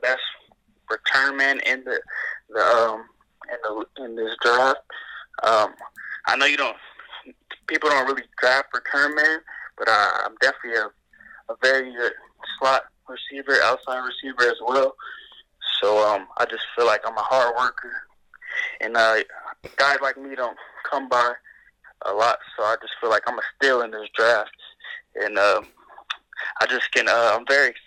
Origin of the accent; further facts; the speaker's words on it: Los Angeles, California, United States; I grew up in Los Angeles, California, in the Crenshaw area